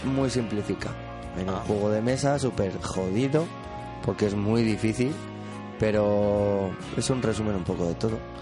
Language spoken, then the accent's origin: Spanish; El Molar, Community of Madrid, Spain; yo soy del Molar